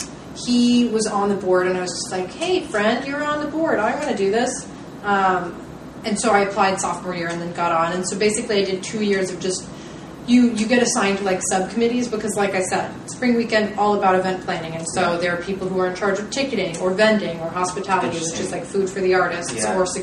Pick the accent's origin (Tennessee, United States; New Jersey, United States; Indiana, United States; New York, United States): Tennessee, United States; Nashville; I grew up in Nashville